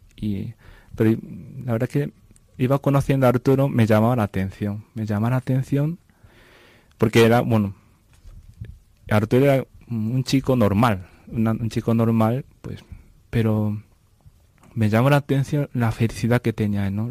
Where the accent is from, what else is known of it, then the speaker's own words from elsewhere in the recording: Japan; Spanish is a second language; moved away as an adult; also born or lived in Vancouver, Canada; now in Navamorcuende, Spain; soy japonés y pues mi ciudad se llama Ibaraki, que está cerca de Tokio, centro de Japón.